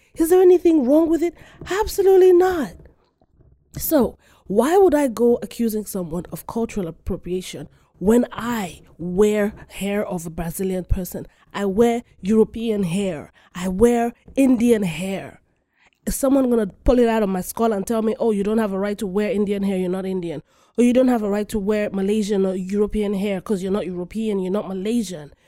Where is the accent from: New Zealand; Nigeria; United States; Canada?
Nigeria; I am African, full-fledged African. I am Nigerian